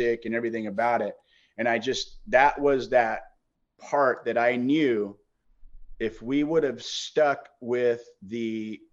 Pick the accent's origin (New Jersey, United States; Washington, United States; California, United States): California, United States; I grew up in California.